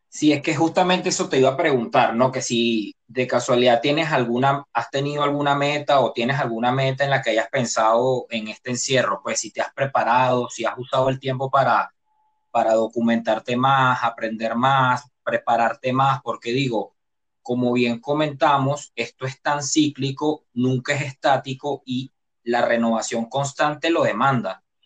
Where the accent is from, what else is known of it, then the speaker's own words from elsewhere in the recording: Venezuela; now in Panama; yo como venezolano